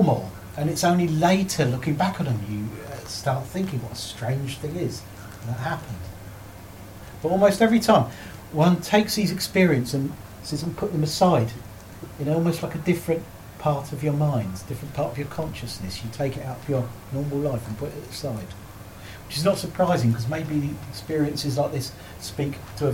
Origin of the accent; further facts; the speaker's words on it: Surrey, South East England, United Kingdom; I was born and brought up in Surrey